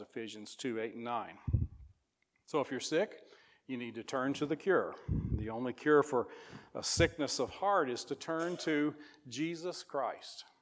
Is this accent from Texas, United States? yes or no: no; Missouri, United States; moved away as an adult; now in Whitehall, United States; I grew up in Missouri and have lived there the last 11 years